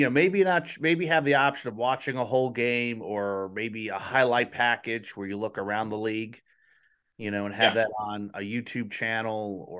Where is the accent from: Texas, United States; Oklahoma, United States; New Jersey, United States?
New Jersey, United States; Colonia; also born or lived in Edison, New Jersey; now in Indiana, United States; I was born in Edison and grew up in Colonia and actually proposed to my wife out in Lincoln City, Oregon.